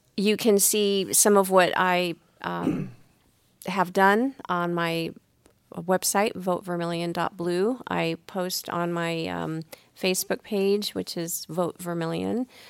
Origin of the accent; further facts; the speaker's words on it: San Diego, California, United States; moved away; also born or lived in Arizona; I'm originally from San Diego, so I was a Padres fan